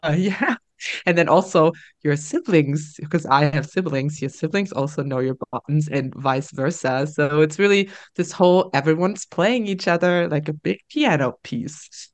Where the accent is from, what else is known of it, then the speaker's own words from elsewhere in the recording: Germany; now in Netherlands; we are traveling back to my home country, Germany. We're traveling back to Berlin